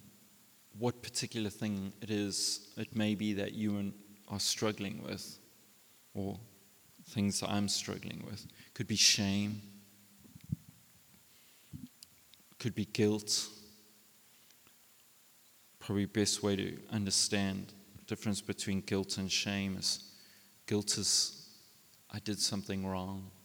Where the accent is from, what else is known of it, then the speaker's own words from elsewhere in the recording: South Africa; we're South African men.